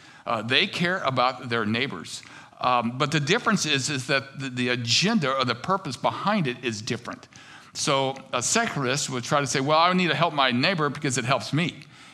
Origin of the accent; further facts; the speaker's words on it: United States; I think growing up in America, one of the things that's really pushed is that you are the center of the world